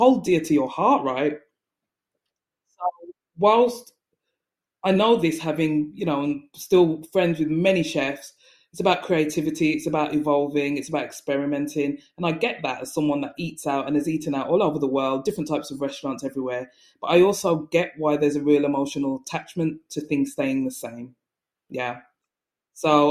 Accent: Jamaica; I'm Jamaican

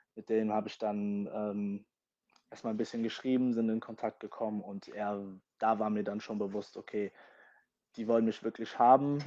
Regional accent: Germany; first language English; also born or lived in London, United Kingdom; ich bin hier geboren und habe auch den größten Teil meines Lebens auch hier in Deutschland verbracht

